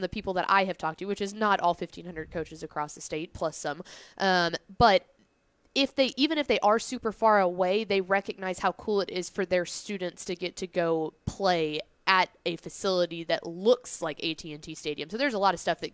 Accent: Llano, Texas, United States; growing up in Lano, we were always 3A

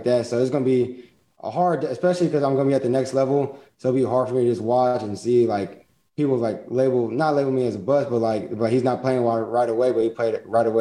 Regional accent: Texas, United States; I was from Texas

